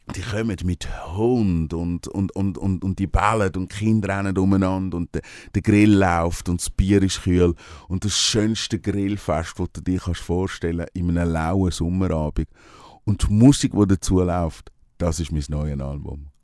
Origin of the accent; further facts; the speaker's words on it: Switzerland; also born or lived in Brazil; ich bin am See aufgewachsen